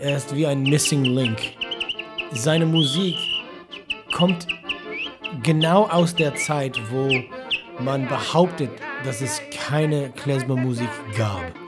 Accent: Detroit, Michigan, United States; German is a second language; moved away as an adult; now in Berlin, Germany; ich komme aus Detroit, Michigan. Ich wohne in Berlin seit zwölf Jahren

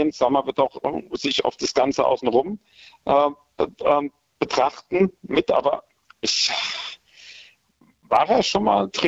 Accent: Aschaffenburg, Bavaria, Germany; die aus Aschaffenburg kommen, das, das, das kann nicht schief gehen.

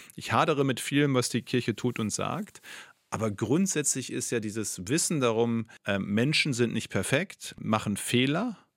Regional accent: North Rhine-Westphalia, Germany; in meinem Heimatbundesland

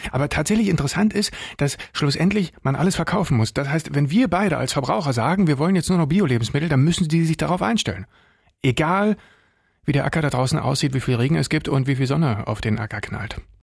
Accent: Brandenburg, Germany; bei uns in Brandenburg

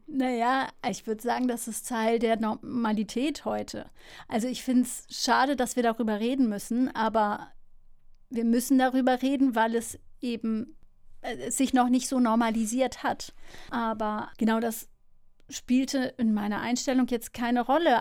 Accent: Hamburg, Germany; moved away; also born or lived in Lille, France / Münster / Netherlands; nach Harburg oder Neugraben, ähm, Hamburg Süd quasi, wo ich aufgewachsen bin

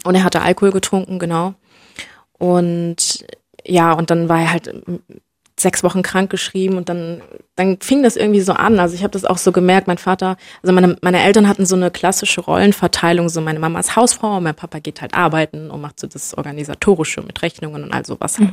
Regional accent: Germany; ich bin in, in Deutschland äh, geboren und aufgewachsen

